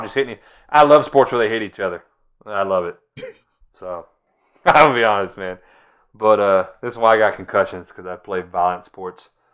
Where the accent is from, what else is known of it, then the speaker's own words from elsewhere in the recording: Florida, United States; I'm from Florida.